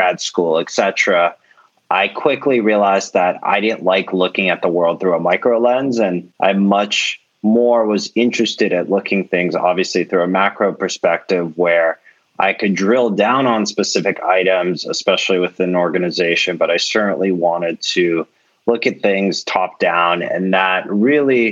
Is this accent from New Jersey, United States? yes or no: no; Bay Area, California, United States; growing up in the Bay Area